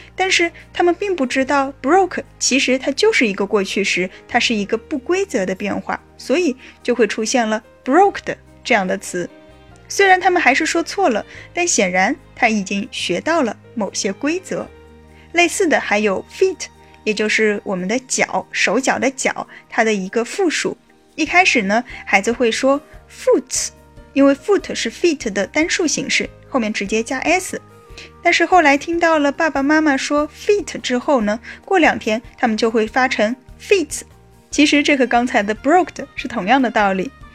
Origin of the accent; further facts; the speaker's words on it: China; 我们中国北方的许多人